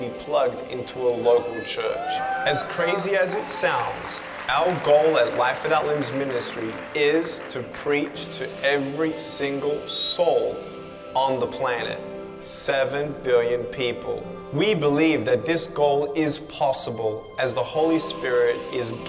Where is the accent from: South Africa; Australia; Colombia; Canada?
Australia; Melbourne, Victoria; I was born in Melbourne, Australia, 1982